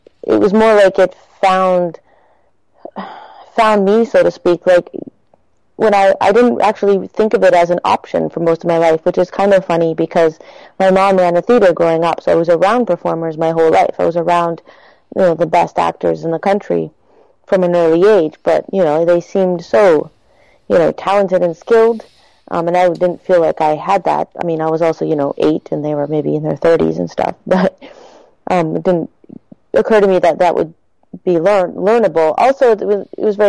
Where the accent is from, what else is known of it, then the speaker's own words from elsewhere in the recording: Toronto, Ontario, Canada; also born or lived in Quebec City / Montreal; Originally, I'm from Toronto, and then I lived in Quebec City briefly, Montreal for a long time, and then I found myself back in Toronto